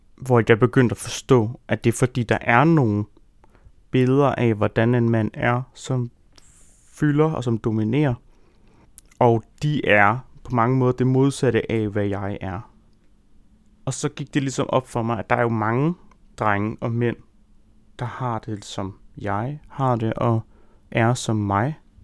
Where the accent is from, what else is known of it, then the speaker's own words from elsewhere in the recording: Rudkøbing, Southern Denmark, Denmark; jeg voksede op i Rudkøbing på Langeland